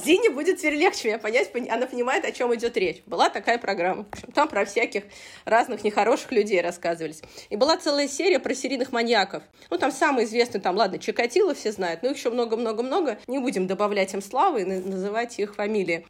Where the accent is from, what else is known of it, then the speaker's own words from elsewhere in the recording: Saratov, Saratov Oblast, Russia; moved away as an adult; now in Moscow, Russia; я сама не из Москвы, э, небольшого города, ну, такого среднего города России, Саратов есть такой город